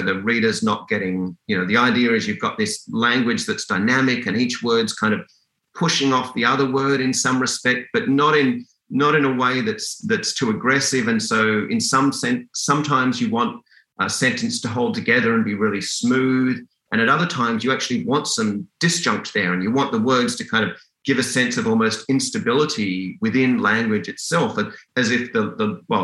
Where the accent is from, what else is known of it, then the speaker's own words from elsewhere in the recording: Sydney, New South Wales, Australia; moved away as an adult; also born or lived in Perth, Western Australia, Australia; now in Canada; I grew up in Western Australia until I was about 10. I lived in kind of small town Perth, and it really was a small town back then